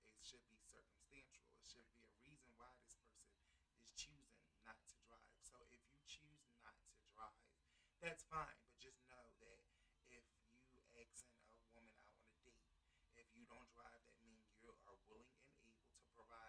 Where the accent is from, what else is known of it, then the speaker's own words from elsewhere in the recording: Philadelphia, Pennsylvania, United States; I am from Philadelphia, Pennsylvania, uptown. Uptown? Uptown. I'm Mount Airy, born and raised.